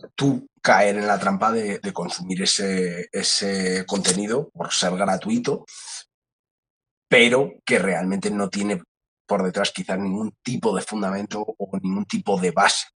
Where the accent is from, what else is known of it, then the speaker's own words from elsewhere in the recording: Madrid, Community of Madrid, Spain; yo nazco, como he dicho, aquí en Madrid, estudio también en Madrid, eh, cerquita, cerquita del Retiro